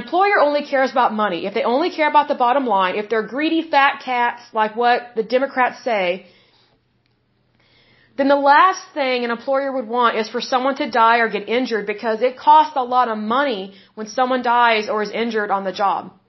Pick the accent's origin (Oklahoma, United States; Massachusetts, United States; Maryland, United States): Oklahoma, United States; obviously I'm from Oklahoma